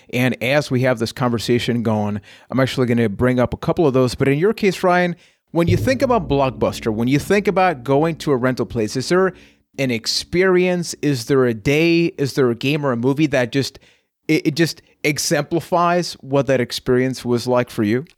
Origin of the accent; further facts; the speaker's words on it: Puerto Rico; I am from Puerto Rico